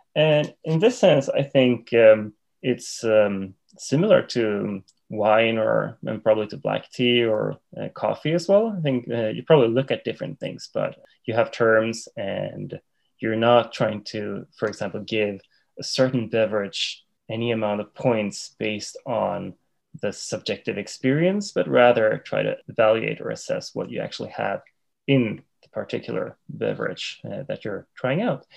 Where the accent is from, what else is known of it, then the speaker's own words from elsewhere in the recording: Sweden; moved away as an adult; now in Japan; I was born and raised in Sweden, and I moved to Japan about 10 years ago.